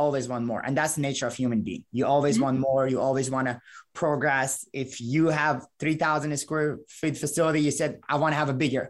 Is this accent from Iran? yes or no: yes; Iran; English is a second language; moved away as an adult; now in Valparaiso, United States; I was 18 when I moved to the United States. I came from Iran originally